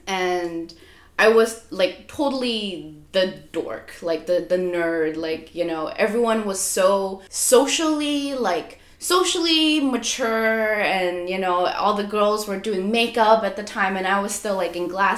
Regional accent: Singapore; also born or lived in Birmingham / Beijing; Yeah, I was born in Birmingham. And then I was separate from my parents for 2 years, living with my grandparents in Beijing for 2 years. And then 7 years in Singapore.

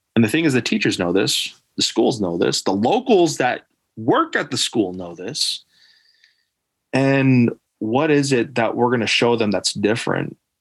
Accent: Alaska, United States; moved away as an adult; I'm Native Alaskan. I was again coming from Alaska

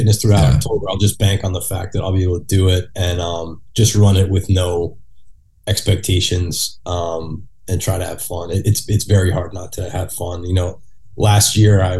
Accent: New York, United States; as a New Yorker

